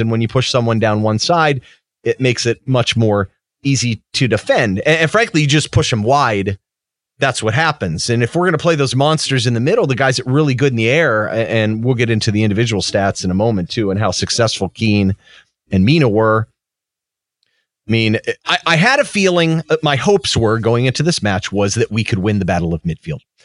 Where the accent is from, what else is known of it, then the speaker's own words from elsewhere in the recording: United States; as an American